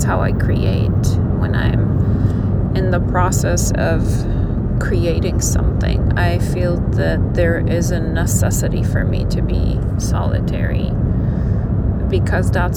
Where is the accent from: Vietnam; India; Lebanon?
Lebanon; moved away as an adult; I am actually Lebanese. I immigrated from Lebanon in 1995, and I'm 53.